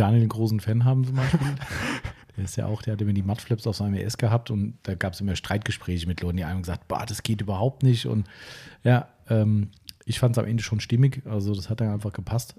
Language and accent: German; Steinfischbach, Hesse, Germany; stand Fischbach hier, mein Heimatort hat 1100 ungefähr